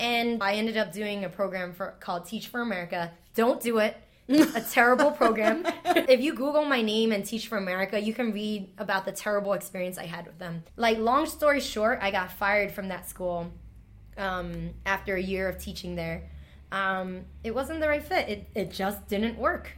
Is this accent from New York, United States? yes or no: yes; New York City, New York, United States; English is a second language; born and raised in Chinatown